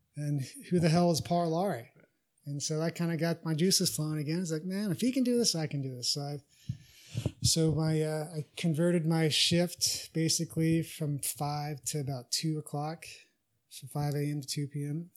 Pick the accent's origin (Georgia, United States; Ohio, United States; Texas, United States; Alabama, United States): Texas, United States; I'm from Texas